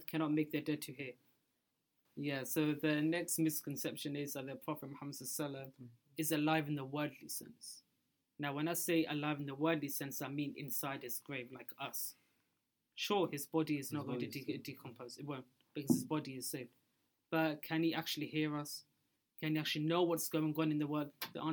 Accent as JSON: {"language": "English", "country": "Pakistan", "moved": "yes", "said": "I'm from Pakistan"}